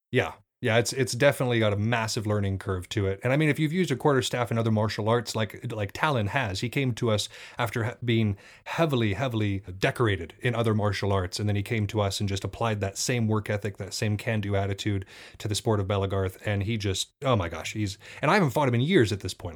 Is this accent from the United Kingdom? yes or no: no; Montana, United States; I come from the Northwest, y'all. I come from Montana specifically. At night, it gets real quiet here